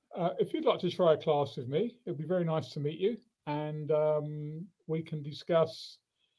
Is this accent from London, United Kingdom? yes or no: yes; London, United Kingdom; I'm from London.